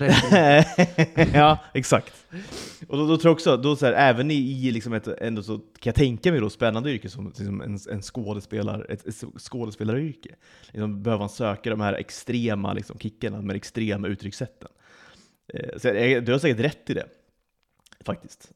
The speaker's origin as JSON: {"language": "Swedish", "country": "Sweden", "moved": "yes", "lives_now": "Malta", "said": "drar vi hem till Svedala över sommaren"}